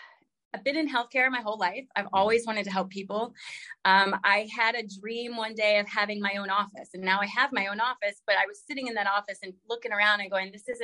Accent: Virginia, United States; also born or lived in Alaska / Texas / South Carolina; I was born in Virginia, but my dad was in the Air Force. So I traveled a lot as a kid. I lived in Alaska for a while. I lived in Texas for a while, South Carolina.

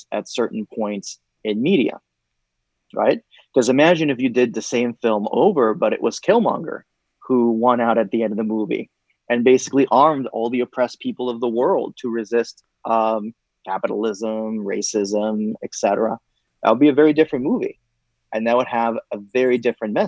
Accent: Puerto Rico; now in United States; when I was growing up in Puerto Rico

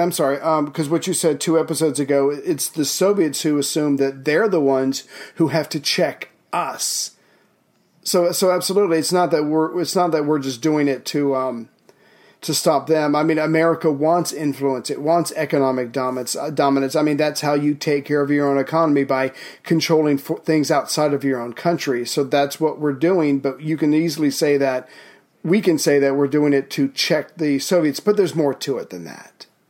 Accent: South Carolina, United States; from South Carolina, my home state

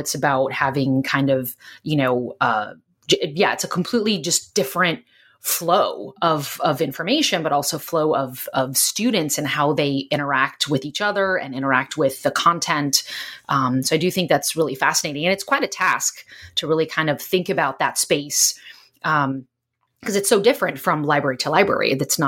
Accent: California, United States; I'm originally from Southern California, but most recently I was living there and I was actually working.

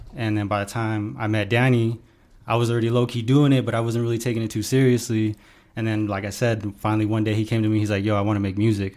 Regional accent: Pueblo, Colorado, United States; I grew up here in Pueblo, Colorado

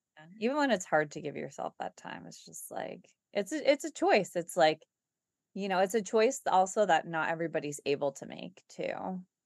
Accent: United States; we're American

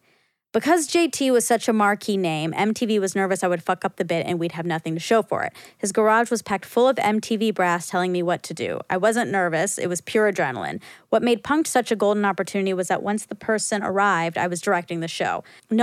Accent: Detroit, Michigan, United States; I'm from Detroit, and my life has been driving cars.

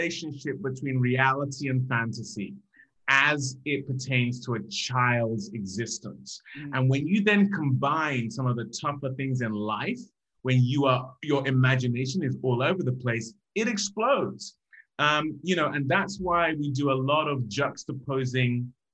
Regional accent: Nigeria; growing up in Nigeria

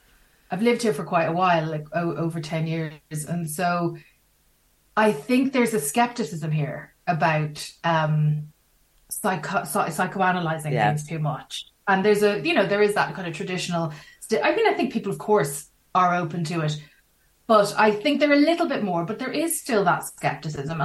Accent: Ireland

